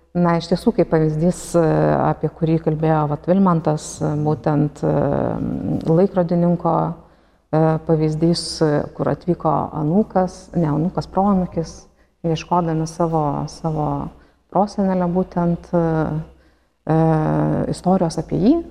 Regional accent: Lithuania; mes lietuviai dabar gal tik neseniai atrandame būtent savo giminės šaknis

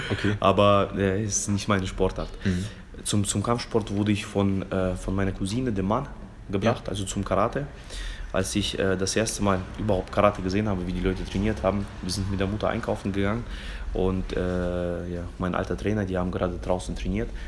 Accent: Fulda, Hesse, Germany; also born or lived in Kazakhstan; aus Fulda. Bin hier mhm. aufgewachsen, bin, bin 30 Jahre alt, und äh, komme eigentlich ursprünglich geboren bin ich in Kasachstan.

